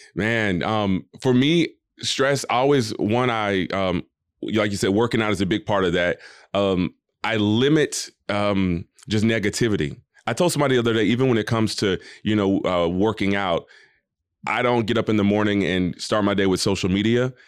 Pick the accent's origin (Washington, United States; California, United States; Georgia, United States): Georgia, United States; Atlanta; I grew up in Atlanta, Georgia